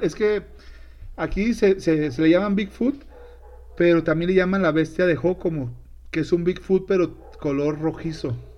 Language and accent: Spanish; Sinaloa, Mexico; moved away; allá en mi tierra, en Sinaloa